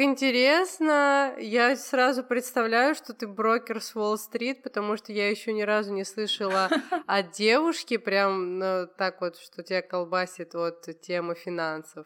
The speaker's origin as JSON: {"language": "Russian", "country": "Georgia", "said": "так как я из Грузии"}